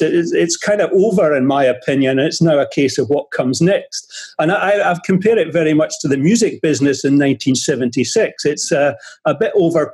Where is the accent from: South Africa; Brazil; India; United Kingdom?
United Kingdom; Edinburgh, Scotland; moved away as an adult; also born or lived in England / France / Germany / Sweden; I'm from Edinburgh